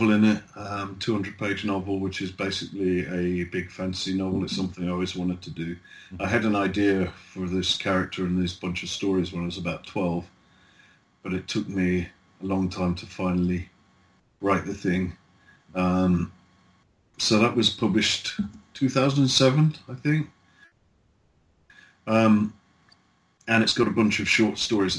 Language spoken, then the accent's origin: English; the British Midlands, England, United Kingdom; It's my hometown